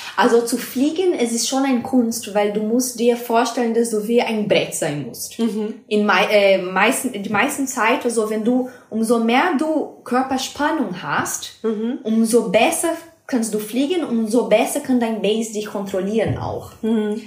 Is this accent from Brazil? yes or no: yes; Brazil; German is a second language; moved away as an adult; now in Mannheim, Germany; ich komme aus Brasilien und ich bin hier in Deutschland seit ähm, dreieinhalb Jahren jetzt